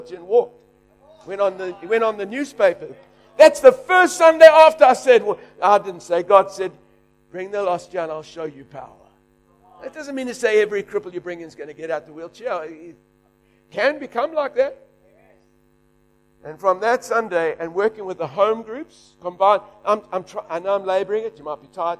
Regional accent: South Africa; now in Australia; I'm just a South African leading an Australian church

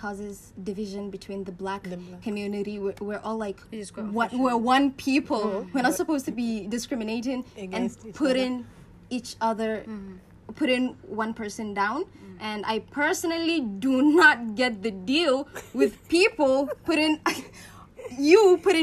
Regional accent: Gombe State, Nigeria; I'm also from the northern part of Nigeria, Gombe to me, specific

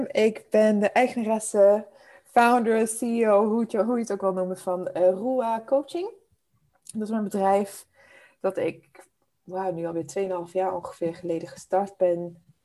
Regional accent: Zimbabwe; born there; Ik ben geboren in Zimbabwe. Uh, dit is mijn achtste land waar ik nu woon, dus ik heb echt de hele wereld al een beetje afgereisd.

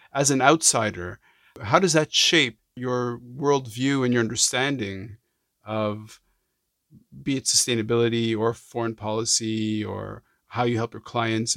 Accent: Montreal, Quebec, Canada; I'm from Montreal. I grew up in Montreal

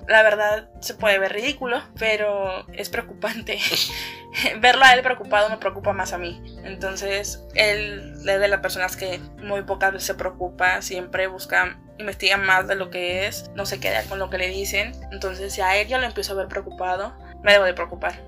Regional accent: Veracruz, Mexico; now in Monterrey, Mexico; yo soy de Veracruz

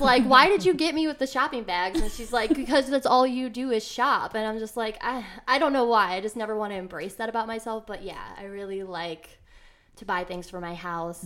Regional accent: Elyria, Ohio, United States; also born or lived in Cleveland, Ohio; I'm originally from Elyria, which is a little bit of a suburb, like, west, I think, of Cleveland, like, thirty minutes west.

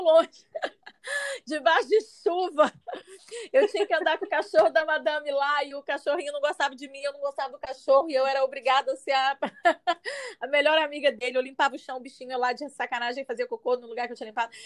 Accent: Minas Gerais, Brazil; moved away as an adult; now in Espírito Santo, Brazil; saí de Minas, estou no Espírito Santo

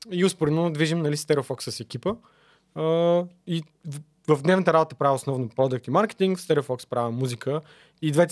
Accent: Plovdiv, Plovdiv Province, Bulgaria; also born or lived in Netherlands / Germany / Spain; now in Sofia, Bulgaria; От Пловдив съм, да.

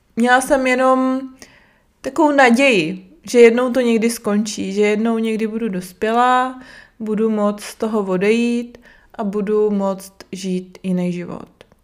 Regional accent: Brno, South Moravian Region, Czechia; Jsem z Brna

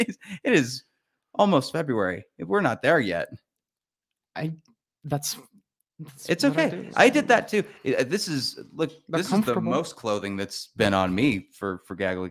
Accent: St. George, Utah, United States; I did that, I'm from St. George.

